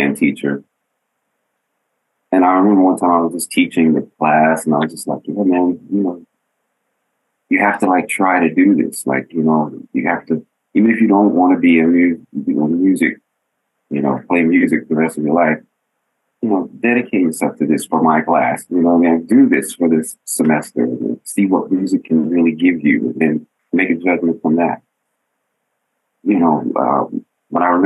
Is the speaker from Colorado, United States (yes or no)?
yes; Denver, Colorado, United States; moved away as an adult; I'm from Denver, you know, we didn't really go over people's houses to play